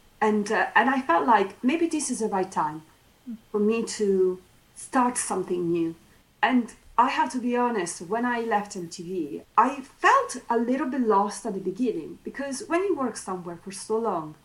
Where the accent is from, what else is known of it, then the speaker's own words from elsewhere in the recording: Italy; English is a second language; moved away as an adult; now in United Kingdom; somebody who came from Italy, you know, coming to the UK was my very first time abroad